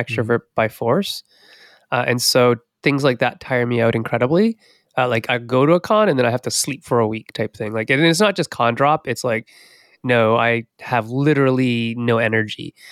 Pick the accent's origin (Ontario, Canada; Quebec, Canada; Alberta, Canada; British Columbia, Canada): Ontario, Canada; Sault Ste. Marie; grew up in Northern Ontario. So, in Sault Ste. Marie, Ontario